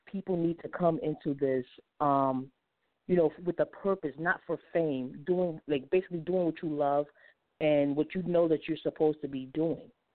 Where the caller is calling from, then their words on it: Atlanta, Georgia, United States; I'm calling from Atlanta, Georgia